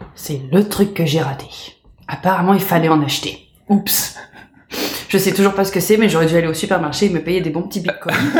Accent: France; moved away; also born or lived in Canada / United States; je me sens française, je suis française, je suis née française.

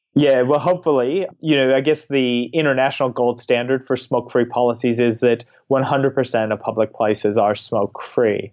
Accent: United States; now in Australia; as an American

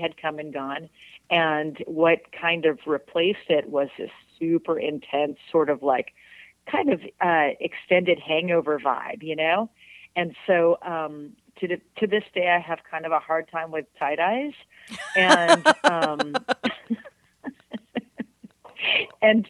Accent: San Francisco, California, United States; moved away as an adult; now in Humboldt County, United States; I grew up in San Francisco, you know, so like I went to elementary school on Haight Street

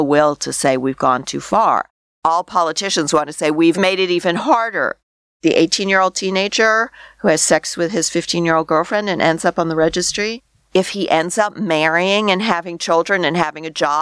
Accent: Canada; as a Canadian

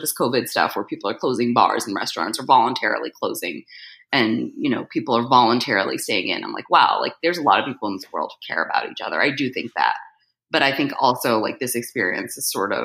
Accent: New Jersey, United States; moved away; I was born in Jersey

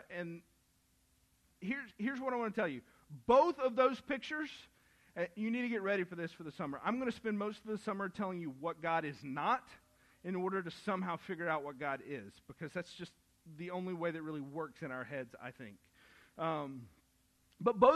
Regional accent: the South, United States; I grew up in the South

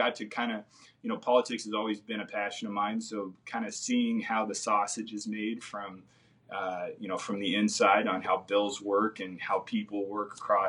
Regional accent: California, United States; born there; now in Kansas, United States; I'm a Kansas transplant. I was born in Southern California, mm-hmm. and my whole family moved here in 2001.

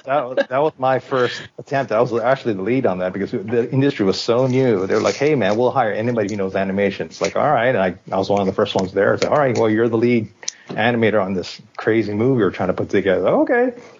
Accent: Hawaii, United States; first language English; now in Japan; I grew up in Hawaii. My parents are Japanese, like straight from Japan, Japanese. So, and I was born in Hawaii

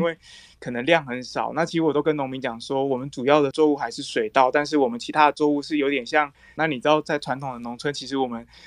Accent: Fuli, Hualien County, Taiwan; also born or lived in Taipei; 她是我的老家

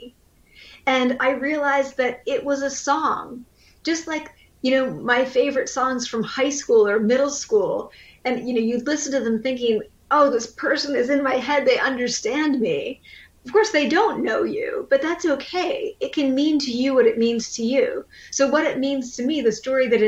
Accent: Pennsylvania, United States; I grew up in Amish country. I'm not Amish. I'm Pennsylvania Dutch

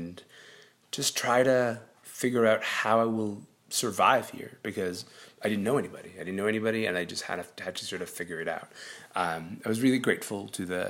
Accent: Sudan; now in Canada; I was born in Sudan. I've lived in this country for 22 years.

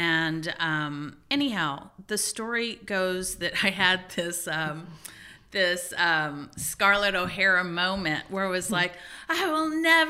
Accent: Louisiana, United States; Well, I'm glad you asked because I grew up in Louisiana, where Tabasco is king

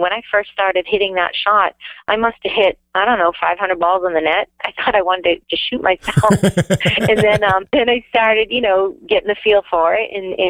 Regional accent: Massachusetts, United States; now in The Villages, Florida, United States; We're from Massachusetts originally

